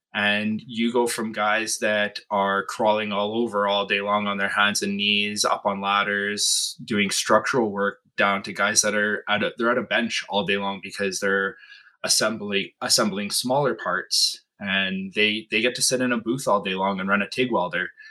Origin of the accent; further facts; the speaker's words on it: Flin Flon, Manitoba, Canada; moved away as an adult; now in Winnipeg, Canada; born and raised in Flin Flon, Manitoba, which is about uh, nine hour drive north of here